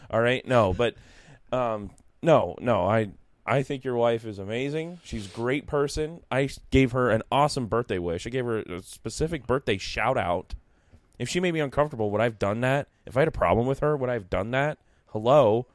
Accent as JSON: {"language": "English", "town": "Newark", "country": "United States", "said": "I'm from Newark"}